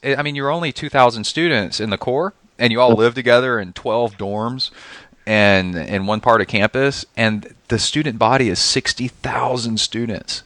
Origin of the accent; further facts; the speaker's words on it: Texas, United States; I grew up in Texas and in the South.